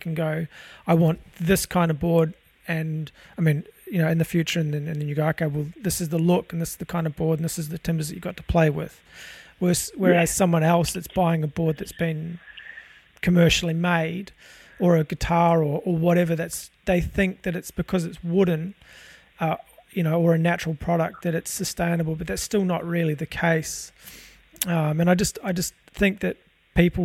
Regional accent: New Zealand; I'm not actually Australian, I'm a Kiwi myself

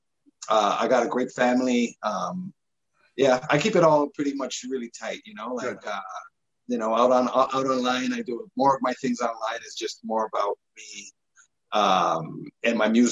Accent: Toronto, Ontario, Canada; where we grew up in Scarborough, right at Markham, between Markham and Eglinton and Lawrence. And then we moved to Malvern right after

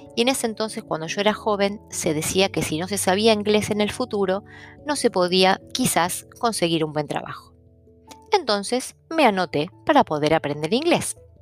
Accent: Argentina; first language Italian; nací en Argentina y en un hogar donde mi madre era italiana, mi padre polaco, mi hermana argentina

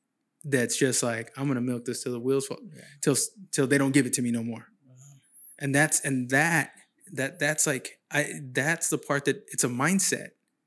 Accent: San Jose, California, United States; moved away as an adult; now in Sacramento, United States; I'm from San Jose originally

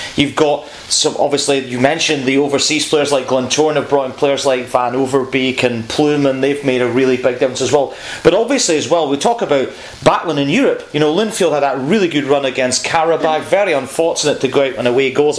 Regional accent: Scotland, United Kingdom; for me, as a Scotsman

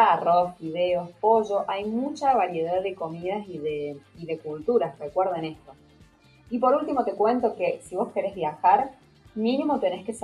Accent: Argentina; no es como nosotros argentinos, como por ejemplo los españoles

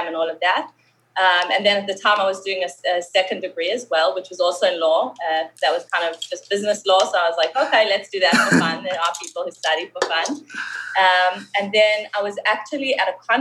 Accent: Johannesburg, Gauteng, South Africa; accent: South African; moved away as an adult; now in Israel; I made Aliyah. I moved from Johannesburg, from South Africa. You can still hear the accent

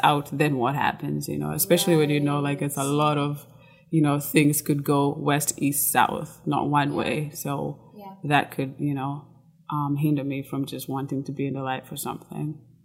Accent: Kenya; moved away as an adult; now in United States; I was born and raised in Kenya until I was, I think, 18 after high school. I moved to the US

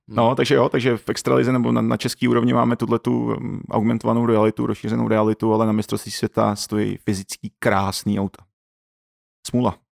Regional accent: Czechia; jako Čech

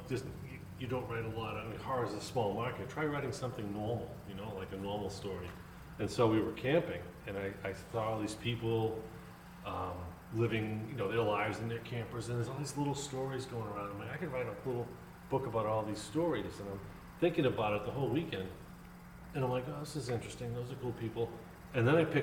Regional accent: Boston, Massachusetts, United States; I'm from Boston

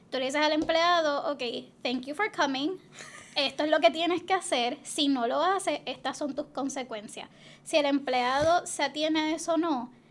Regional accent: Toa Baja, Puerto Rico; born there; No, yo nací en Toa Baja.

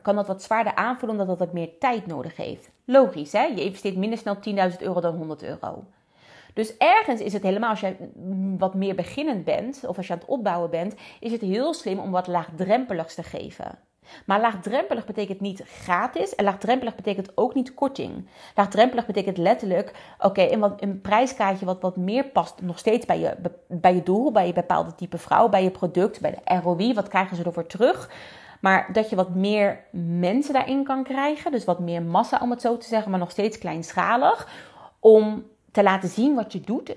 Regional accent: Netherlands; we zijn toch Nederlanders

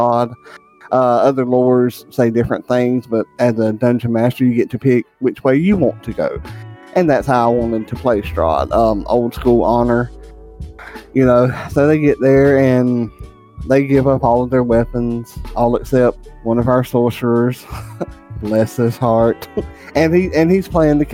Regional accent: the South, United States; I'm from the South

